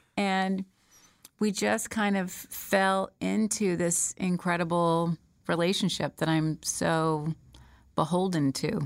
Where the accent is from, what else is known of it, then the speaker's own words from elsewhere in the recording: Smyrna, Georgia, United States; I was born and raised in Smyrna, Georgia